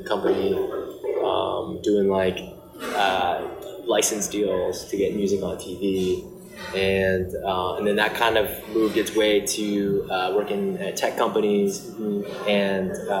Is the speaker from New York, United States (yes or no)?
yes; New York, United States; moved away as an adult; now in Los Angeles, United States; I grew up in New York, and then you know, I was working in my parents' deli